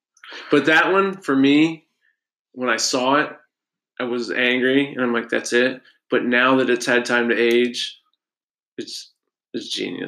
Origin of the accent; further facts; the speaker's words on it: Ohio, United States; I'm from Ohio.